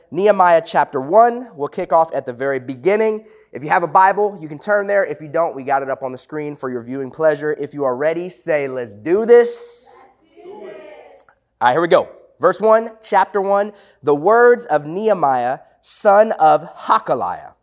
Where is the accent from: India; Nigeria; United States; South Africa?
United States; South Florida; I grew up here in South Florida